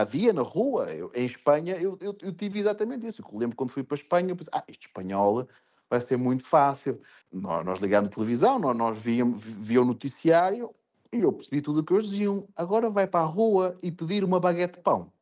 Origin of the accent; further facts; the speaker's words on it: Portugal; moved away as an adult; also born or lived in France / Spain / England; now in Fujairah, United Arab Emirates; nós como portugueses